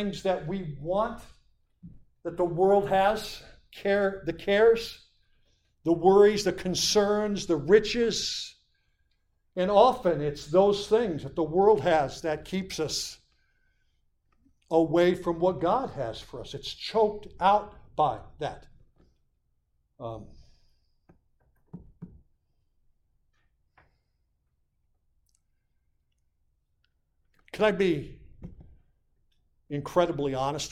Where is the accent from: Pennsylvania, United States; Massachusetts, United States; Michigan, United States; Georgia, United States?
Pennsylvania, United States; Montrose; moved away as an adult; now in Lackawanna County, United States; my hometown